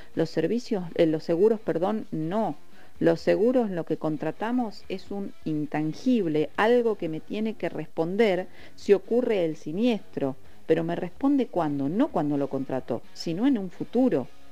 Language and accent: Spanish; Patagonia, Argentina; somos de acá de la Patagonia